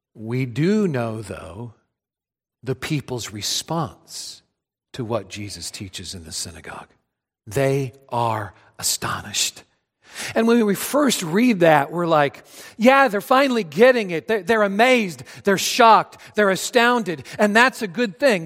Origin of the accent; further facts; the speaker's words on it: Adrian, Missouri, United States; moved away; being back home in my hometown of Adrian, Missouri. I grew up in a small town south of Kansas City